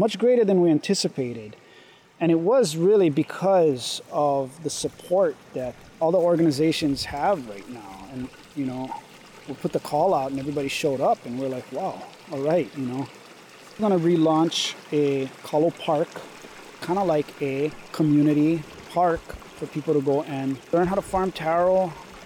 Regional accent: Kaʻalaea, Oʻahu, Hawaii, United States; I grew up in Ka'alaya. I went to Waihole Elementary School in the early 90s

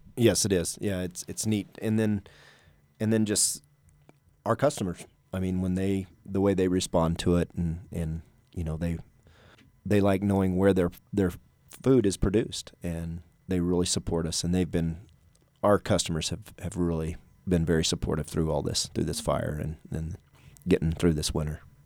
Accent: southeastern New Mexico, United States; moved away; I grew up in New Mexico, southeastern New Mexico

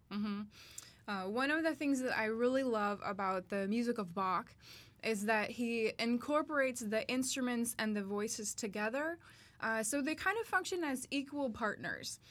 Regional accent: Starkville, Mississippi, United States; I am from Starkville, Mississippi

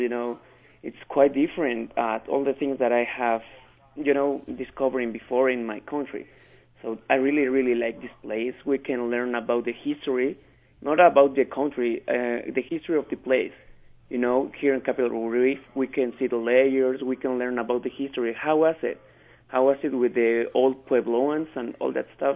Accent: Mexico City, Mexico; English is a second language; now in Utah, United States; I'm from Mexico and from Mexico City.

